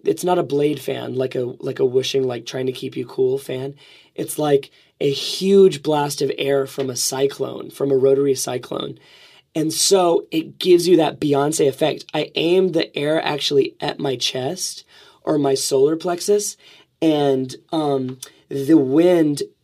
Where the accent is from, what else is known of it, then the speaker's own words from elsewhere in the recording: Alabama, United States; I'm from Alabama.